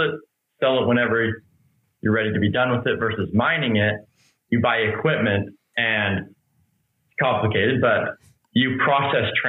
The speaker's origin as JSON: {"language": "English", "town": "Shelley", "region": "Idaho", "country": "United States", "tie": "born or raised there", "said": "Born and raised in Shelley"}